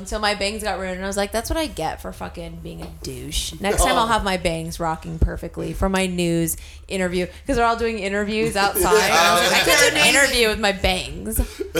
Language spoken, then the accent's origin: English; California, United States; moved away; I'm an only child, so Christmas for me was, like, you know, not as, and plus I grew up in California